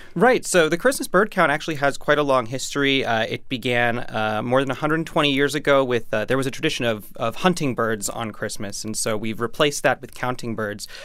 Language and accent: English; New York City, New York, United States; as a New Yorker